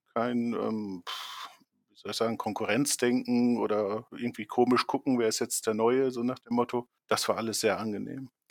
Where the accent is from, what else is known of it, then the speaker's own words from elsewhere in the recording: Leer, Lower Saxony, Germany; hier in der Nähe äh, meiner Heimatstadt Leer eine Oberschule